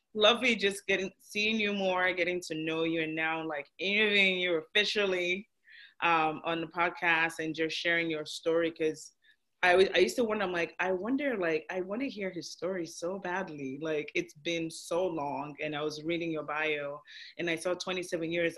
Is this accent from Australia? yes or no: no; Nigeria; I'm Nigerian